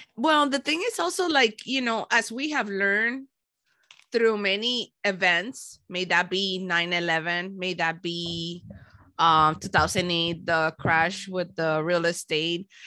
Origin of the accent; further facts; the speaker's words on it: Miami, Florida, United States; also born or lived in Panama; I was born in Panama, but, uh, then I, I landed in Miami. Miami is my hometown